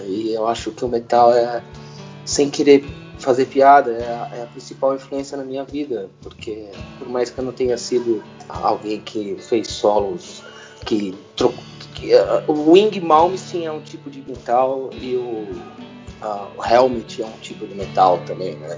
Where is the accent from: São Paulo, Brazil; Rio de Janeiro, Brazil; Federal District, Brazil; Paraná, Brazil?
São Paulo, Brazil; also born or lived in Santa Bárbara d'Oeste, São Paulo; Eu, eu nasci em Santa Bárbara do Oeste. Eu nasci no interior de São Paulo, mas eu cresci na Teodoro Sampaio